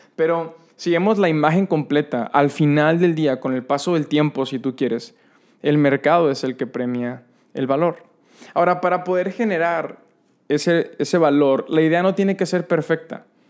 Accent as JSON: {"language": "Spanish", "town": "San Nicolás de los Garza", "region": "Nuevo León", "country": "Mexico", "tie": "born or raised there", "said": "mi infancia en Fuentes de Anáhuac, allá en San Nicolás"}